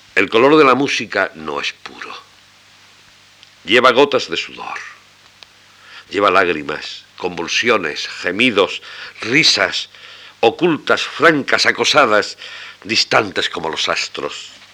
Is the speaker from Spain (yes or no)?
yes; Albolote, Andalusia, Spain; also born or lived in Granada; natural y ex vecino de Albolote